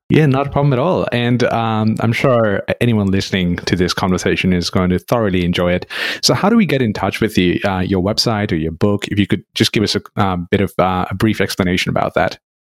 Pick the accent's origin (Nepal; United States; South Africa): Nepal; moved away; growing up in Nepal, which is very close to India